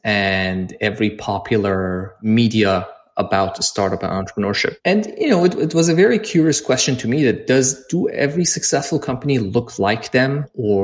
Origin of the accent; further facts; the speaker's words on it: Iran; moved away as an adult; also born or lived in London; I'm originally from Iran, and I actually lived there and grew up there and started a little company back there